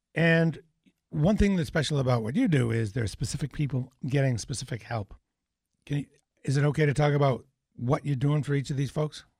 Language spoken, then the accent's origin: English; New Hampshire, United States; I'm from New Hampshire